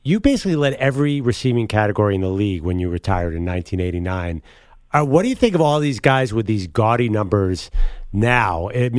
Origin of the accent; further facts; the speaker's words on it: Philadelphia, Pennsylvania, United States; I'm from Philadelphia.